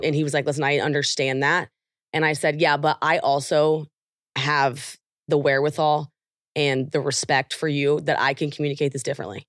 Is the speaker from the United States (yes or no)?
yes; Oklahoma, United States; I'm from Oklahoma